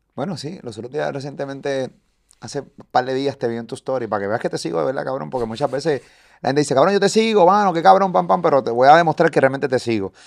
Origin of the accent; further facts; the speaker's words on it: Puerto Rico; yo soy boricua, me encanta PR.